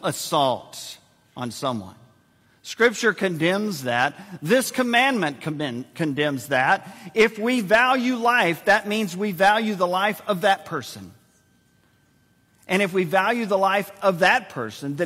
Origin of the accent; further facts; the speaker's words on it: San Antonio, Texas, United States; Joyce and I were born and raised in San Antonio